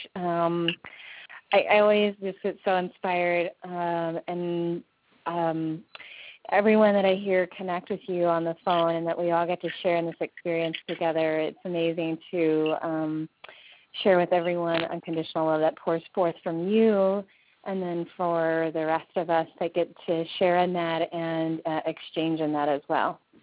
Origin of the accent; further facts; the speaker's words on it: Omaha, Nebraska, United States; I was raised in Omaha, Nebraska